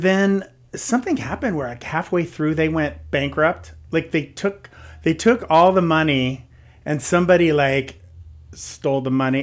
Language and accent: English; San Jose, California, United States; also born or lived in Los Gatos / Santa Cruz Mountains; grew up in San Jose, and so that was kind of my stomping grounds